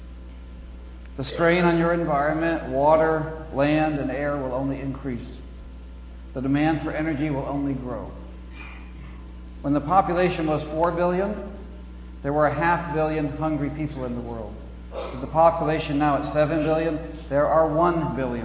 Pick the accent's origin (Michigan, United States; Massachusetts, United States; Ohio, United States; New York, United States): Massachusetts, United States; now in Kansas, United States; I grew up in Massachusetts. I'm a New Englander by birth and heritage, but I live in Kansas now